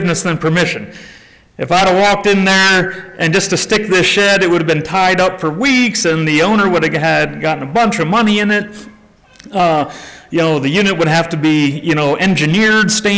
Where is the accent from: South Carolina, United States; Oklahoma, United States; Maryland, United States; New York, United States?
South Carolina, United States; I'm from South Carolina